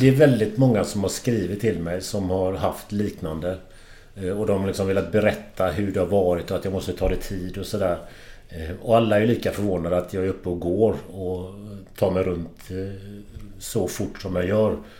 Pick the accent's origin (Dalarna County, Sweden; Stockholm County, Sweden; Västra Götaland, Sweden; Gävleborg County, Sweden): Västra Götaland, Sweden; Kullavik; Kullavik är jag uppvuxen